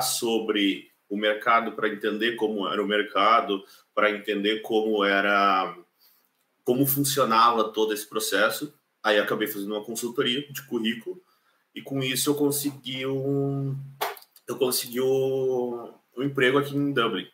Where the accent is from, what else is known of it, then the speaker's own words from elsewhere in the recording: Caxias do Sul, Rio Grande do Sul, Brazil; moved away as an adult; now in Ireland; eu sou de Caxias do Sul, na Serra Gaúcha. Eu moro na Irlanda já fazem dois anos e meio